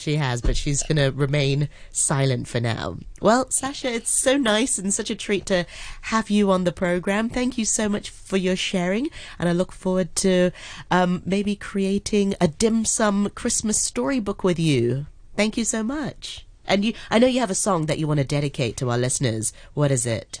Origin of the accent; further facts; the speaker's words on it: Hong Kong; I grew up in Hong Kong as well